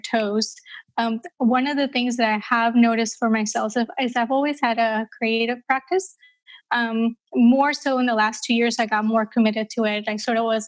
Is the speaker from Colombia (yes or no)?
yes; Colombia; now in Amsterdam, Netherlands; I grew up in Colombia, South America, during a time in Colombia's history where it was really quite dangerous